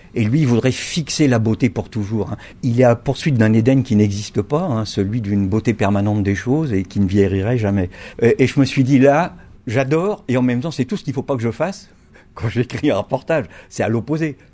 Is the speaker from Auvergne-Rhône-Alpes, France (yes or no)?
no; Brittany, France; je suis breton